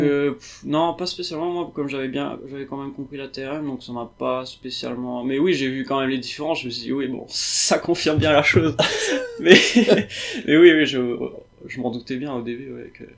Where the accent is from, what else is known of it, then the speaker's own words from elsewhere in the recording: Réunion; je viens de la Réunion